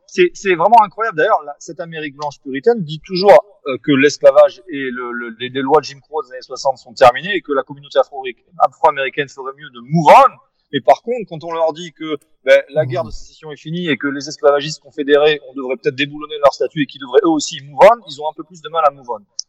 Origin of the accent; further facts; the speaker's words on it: France; je suis d'origine américaine par mon grand-père, mais, mais c'est vrai que je suis français avant tout